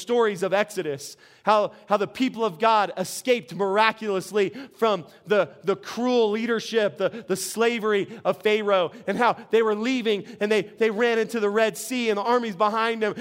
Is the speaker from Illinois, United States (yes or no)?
no; Albuquerque, New Mexico, United States; we're from Albuquerque